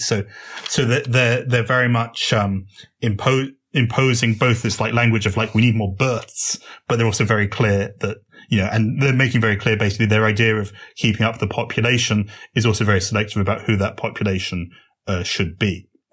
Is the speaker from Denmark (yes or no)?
no; United Kingdom; as you may have guessed from my accent, I come from Britain.